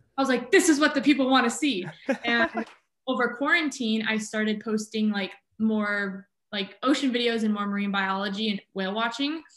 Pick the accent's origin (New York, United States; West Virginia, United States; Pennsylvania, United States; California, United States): California, United States; Southern; moved away as an adult; now in Juneau, United States; I'm originally from Southern California